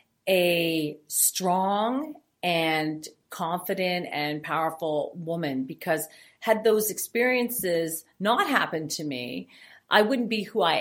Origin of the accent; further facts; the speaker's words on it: Foxboro, Ontario, Canada; my life on the farm and growing up in Foxborough was very hard